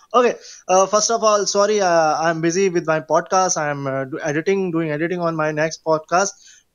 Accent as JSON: {"language": "English", "country": "India", "said": "I'm a brand from India. So my brand is I'm Indian."}